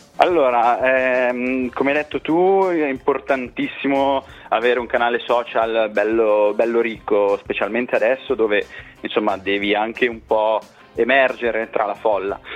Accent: Piacenza, Emilia-Romagna, Italy; moved away as an adult; now in Brescia, Italy; siamo di Piacenza, adesso siamo un po' dislocati ovunque tra lavoro, università, Brescia, Milano, Modena, però siamo, le nostre radici sono tutte piacentine

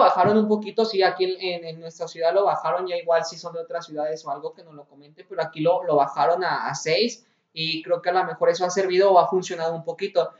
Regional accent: Guanajuato, Mexico; Aquí de donde somos la ciudad de Guanajuato

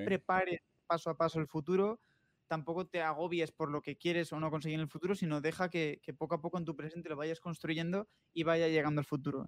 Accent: Asturias, Spain; now in Madrid, Spain; Asturias, que es de donde yo soy

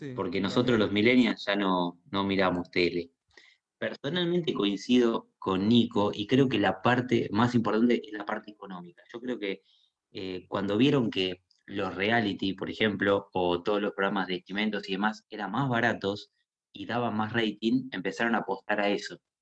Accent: Argentina; tenemos los argentinos

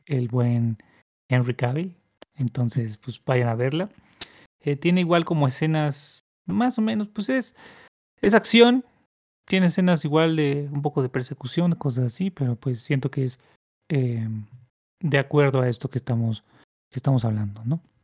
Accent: Mexico; somos mexicanos

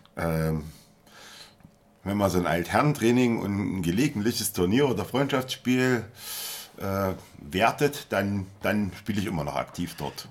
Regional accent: Jena, Thuringia, Germany; moved away; also born or lived in Munich; ich bin in Jena geboren und da gab es eigentlich nur Zeiss

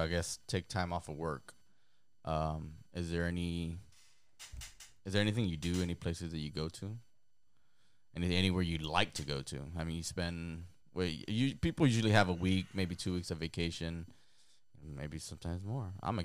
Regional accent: Los Angeles, California, United States; I mean, I'm from here. I'm American. Yeah. I grew up here in LA.

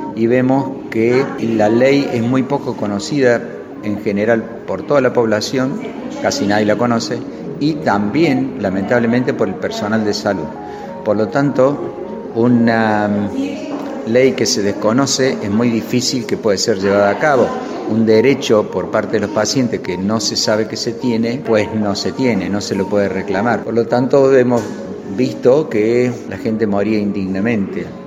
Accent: Córdoba, Argentina; soy cordobés

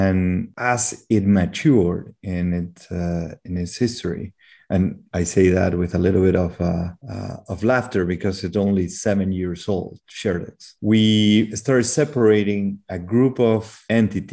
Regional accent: Peru; moved away as an adult; also born or lived in Belgium / Canada; I grew up in Peru. I spent most of my life here, except for 1 year where I lived in Belgium when I was very, very young

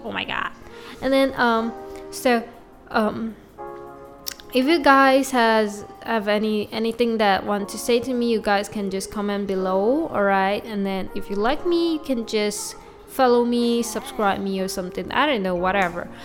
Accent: Malaysia; first language Mandarin; English is a second language; my mother language is definitely Mandarin because I'm a Chinese from Malaysia

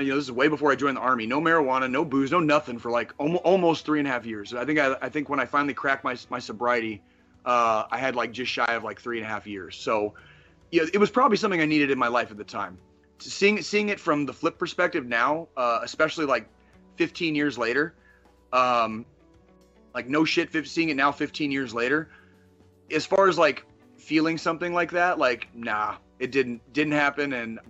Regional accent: Midwest, United States; I was born in the Midwest and I had grown up like notionally Christian, right?

